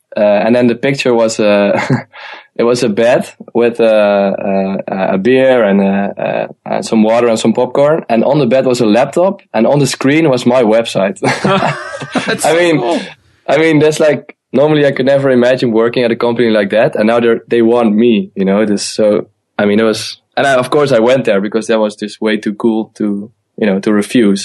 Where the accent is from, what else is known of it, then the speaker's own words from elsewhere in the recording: Eindhoven, North Brabant, Netherlands; moved away; also born or lived in Amsterdam; I'm originally born in the south of the Netherlands, in uh, in Eindhoven